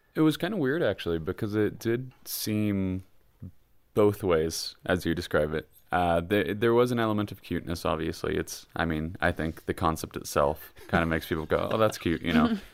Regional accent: Kansas, United States; I'm from Kansas

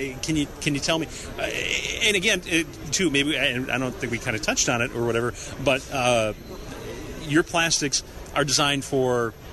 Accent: La Crosse, Wisconsin, United States; I'm from La Crosse

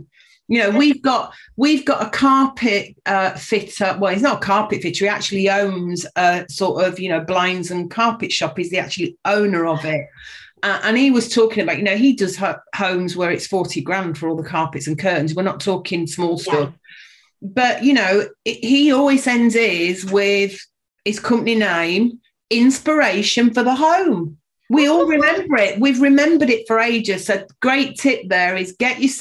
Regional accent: Yorkshire and the Humber, United Kingdom; moved away as an adult; also born or lived in London; I was born and brought up in Yorkshire, went down to London at the age of 19, came back at the age of 45.

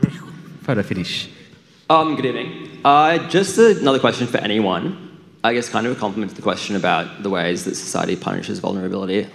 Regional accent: Queensland, Australia; I'm from Queensland

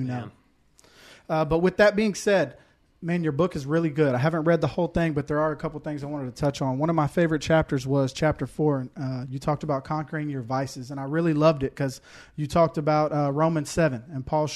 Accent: Houston, Texas, United States; now in Woodbury, United States; I'm from Houston originally

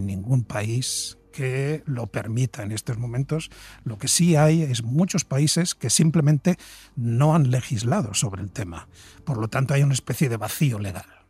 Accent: Spain; en nuestro país, en España

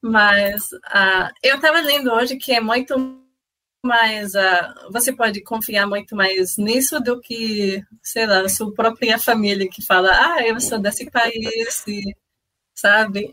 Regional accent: Canada; Portuguese is a second language; moved away as an adult; now in Brazil; eu sou canadense. Ah, ah, sim, eu, eu me mudei para o Brasil ah, um ano atrás

